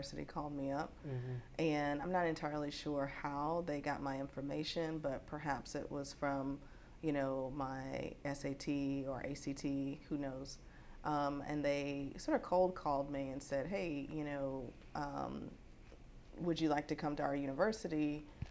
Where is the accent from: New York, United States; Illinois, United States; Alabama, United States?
Alabama, United States; moved away as an adult; also born or lived in Germany / Oklahoma / Washington / California; now in Austin, United States; I'm originally from Alabama